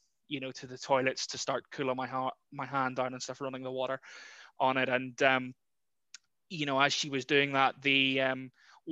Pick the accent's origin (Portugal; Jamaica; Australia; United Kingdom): United Kingdom; Larne, Northern Ireland; moved away as an adult; also born or lived in Carrickfergus / Guernsey; now in Ringwood, United Kingdom; I'm originally from Larne/Carrickfergus. Spent my childhood between the two towns, really, and lived there till just over 5 years ago.